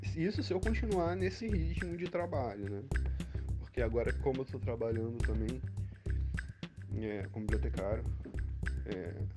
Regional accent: Rio de Janeiro, Brazil; eu nasci no Rio de Janeiro

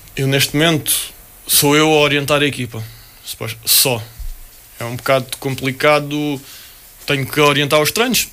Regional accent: Portugal; also born or lived in United States; por vir de onde venho, de vir de, de Portugal

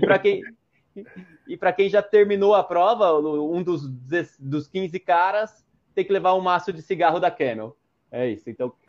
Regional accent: Jundiaí, São Paulo, Brazil; Eu sou de Jundiaí, São Paulo

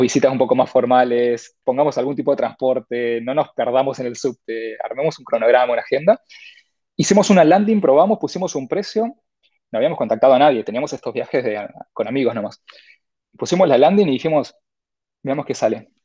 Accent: Corrientes, Argentina; moved away as an adult; now in Buenos Aires, Argentina; soy correntino, nací en Corrientes Capital, creo que hasta los 23, 24 años estuve ahí

